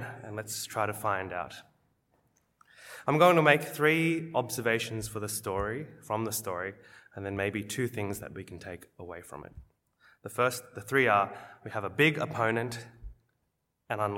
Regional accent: Wollongong, New South Wales, Australia; growing up in Wollongong, we used to go as a school to cheer on the Wollongong Hawks, our local basketball team

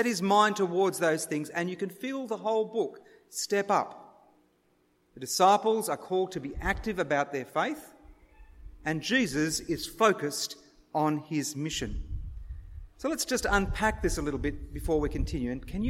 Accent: Sarawak, Malaysia; And one of the personal things is that I grew up in Malaysia, in Sarawak.

